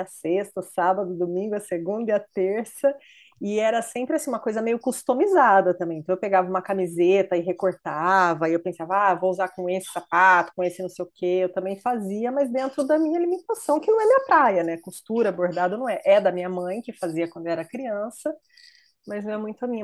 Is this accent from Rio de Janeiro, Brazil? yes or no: no; Ibirá, São Paulo, Brazil; moved away as an adult; now in United States; eu sou de uma cidade do interior de São Paulo, Ibirá, e uma cidade pequena